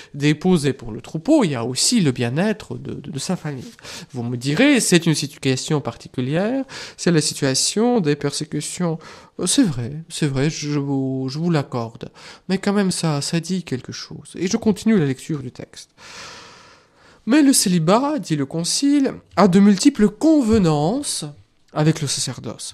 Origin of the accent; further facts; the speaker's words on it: Russia; moved away; moi, je viens de la Russie, je connais euh, ce que c'est que l'Église persécutée